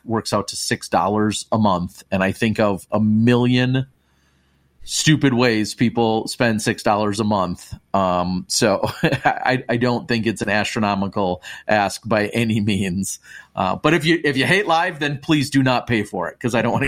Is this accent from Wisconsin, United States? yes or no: yes; Wisconsin, United States; I'm from Wisconsin.